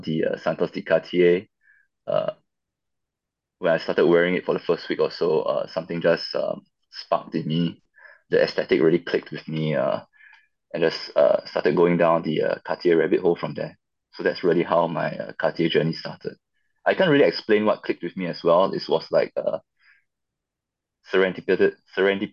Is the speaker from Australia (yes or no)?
no; Singapore; So I come from Singapore